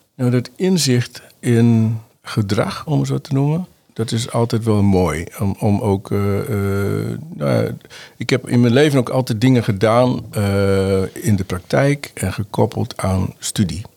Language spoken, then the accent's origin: Dutch; Uithuizen, Groningen, Netherlands; ik ben geboren in Noord-Groningen. Noord Groningen, In een plaatsje Uithuizen, en daar woon ik nog steeds. Ehm, heb ik mijn jeugd doorgebracht.